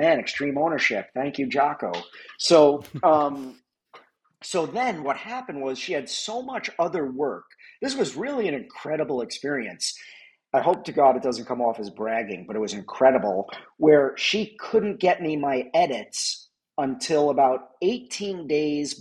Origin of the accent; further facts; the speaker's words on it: New York, United States; also born or lived in Los Angeles; now in Chicago, United States; I'm from New York, but I lived in LA for 11 years